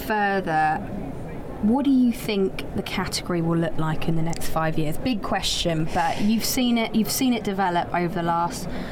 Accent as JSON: {"language": "English", "country": "United Kingdom", "said": "we're British"}